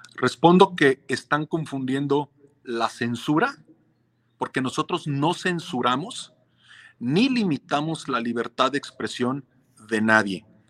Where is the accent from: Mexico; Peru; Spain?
Mexico